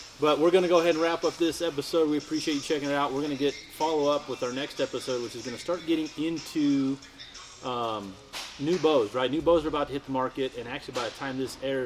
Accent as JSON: {"language": "English", "region": "Colorado", "country": "United States", "tie": "born or raised there", "said": "I grew up rifle hunting in second and third season in Colorado"}